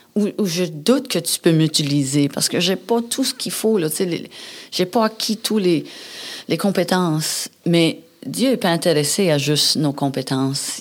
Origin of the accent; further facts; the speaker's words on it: New Brunswick, Canada; moved away; je viens du Nouveau-Brunswick